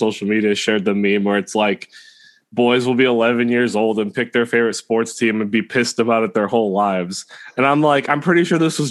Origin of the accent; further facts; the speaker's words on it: Midwest, United States; for someone like me, who has a bias of growing up in the Midwest